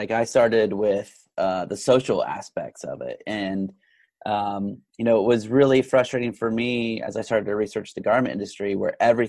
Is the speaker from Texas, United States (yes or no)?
yes; Texas, United States; I grew up in Texas where everyone is basically breastfed beef.